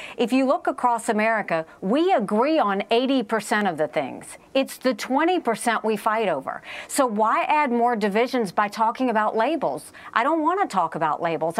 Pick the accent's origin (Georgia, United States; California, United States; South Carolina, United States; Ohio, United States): South Carolina, United States; I grew up, we were the only Indian family in a small, rural, southern town in South Carolina.